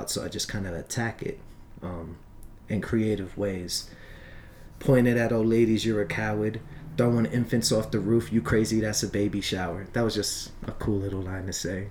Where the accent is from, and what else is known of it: Long Island, New York, United States; born or raised there; also born or lived in Brooklyn